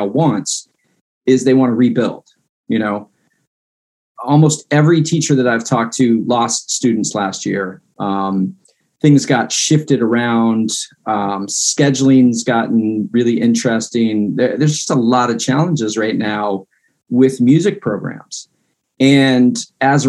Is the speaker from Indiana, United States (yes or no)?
no; Fairfax County, Northern Virginia, United States; I grew up in Northern Virginia and Fairfax County